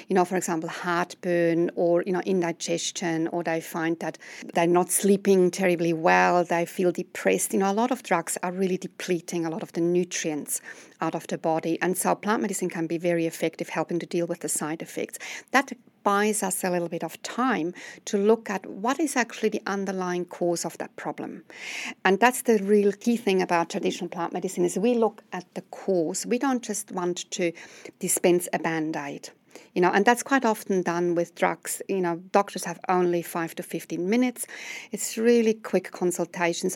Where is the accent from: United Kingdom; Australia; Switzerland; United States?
Switzerland; now in New Zealand; as you will discover from my accent, I'm coming from overseas. I come from Switzerland